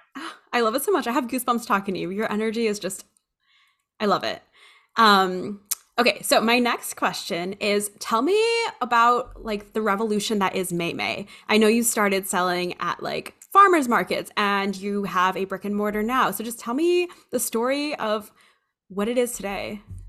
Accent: Hawaii, United States; I grew up in Hawaii and I spent my summers in the Philippines

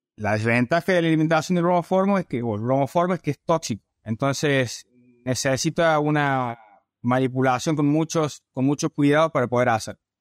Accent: Córdoba, Argentina; accent: cordobés; also born or lived in Alabama, United States / Nebraska, United States; Como podrás sentir por mi tona, soy cordobés

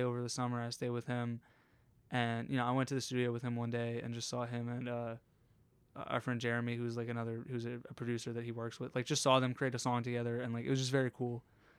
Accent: Harrisburg, Pennsylvania, United States; also born or lived in North Carolina; I'm from Harrisburg.

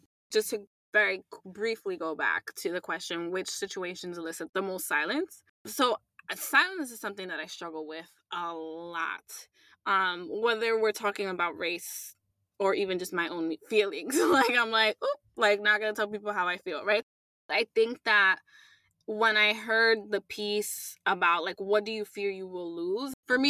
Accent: New York, United States; I'm Latina, I'm a New Yorker, I'm an ally.

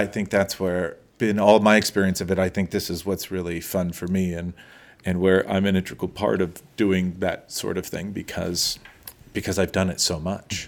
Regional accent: Los Angeles, California, United States; I grew up in Eagle Rock, which was a little small town then

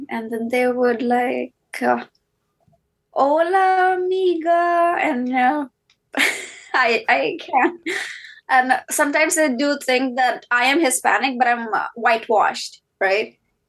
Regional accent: Delhi, India; So yes, I'm Indian. I'm from South Asia, born and brought up in Delhi.

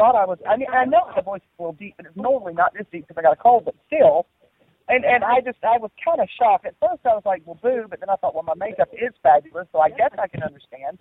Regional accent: the South, United States; I was born and raised in the South

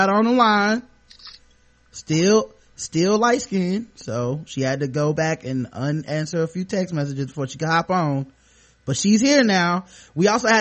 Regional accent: Charlotte, North Carolina, United States; born or raised there

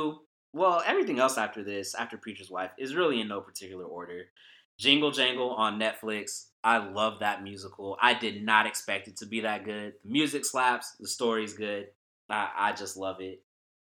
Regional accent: the Bay Area, California, United States; I grew up in the Bay Area

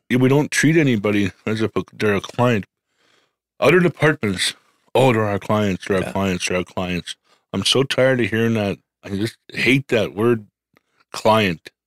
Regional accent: Medicine Hat, Alberta, Canada; I'm from Medicine Hat.

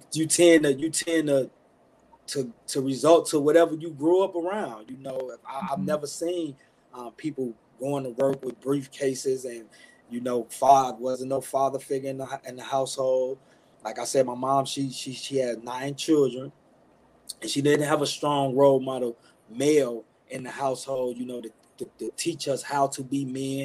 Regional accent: Chicago, Illinois, United States; now in Milwaukee, United States; I'm a guy from south side of Chicago, born and raised in the Inglewood neighborhood. Now reside in Milwaukee, Wisconsin with my wife.

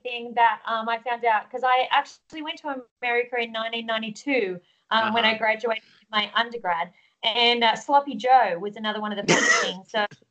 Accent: Australia; one of the things that that is sometimes frustrating for Australians is that we're seen as the Aussie yobbo

